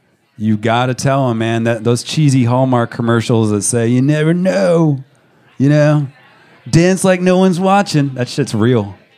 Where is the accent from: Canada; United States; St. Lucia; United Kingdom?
United States; Georgia; born there; also born or lived in Montana; I was born in Georgia. If you get me, if you get a few alcoholic beverages in me, I might start spinning a little southern accent towards your way.